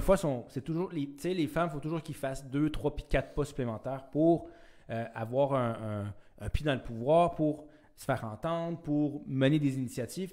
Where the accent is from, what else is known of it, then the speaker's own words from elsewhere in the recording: Chibougamau, Quebec, Canada; je viens de, du, nord du Québec. Je viens d'une petite ville.